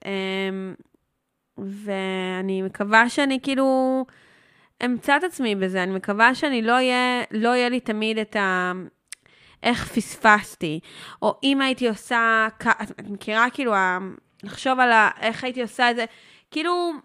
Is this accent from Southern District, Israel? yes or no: no; Herzliya, Tel Aviv District, Israel; moved away as an adult; also born or lived in Jaffa; now in Basel, Switzerland; אני נולדתי ברחוב יהודה הלוי בהרצליה